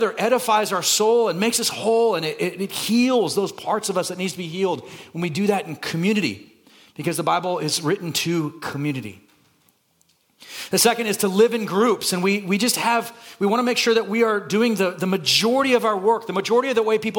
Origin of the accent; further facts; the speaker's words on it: Santa Cruz, California, United States; now in Burbank, United States; I'm from Santa Cruz. That movie is filmed in my hometown.